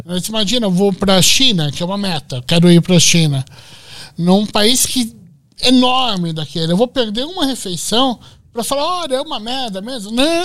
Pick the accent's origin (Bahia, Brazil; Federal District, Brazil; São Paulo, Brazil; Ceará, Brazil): São Paulo, Brazil; Eu sou do bairro da Lapa, em São Paulo